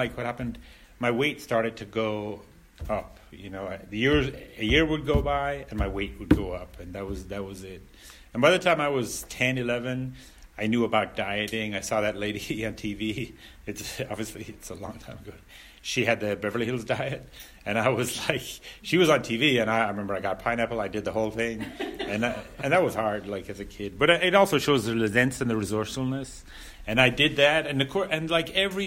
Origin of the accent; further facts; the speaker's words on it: Ireland; I grew up in Ireland and I grew up in a rural, I grew up in a rural area